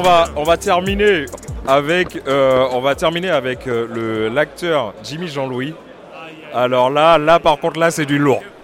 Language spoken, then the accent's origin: French; Martinique; je suis martiniquais